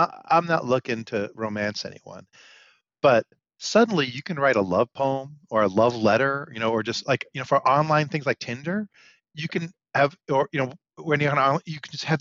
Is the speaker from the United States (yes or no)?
yes; New York City, New York, United States; A little town in New York State. It's Brooklyn.